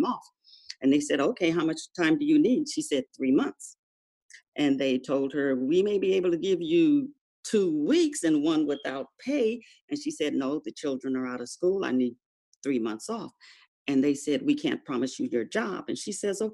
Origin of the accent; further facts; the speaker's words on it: Los Angeles, California, United States; I'm native Californian, born and raised in LA.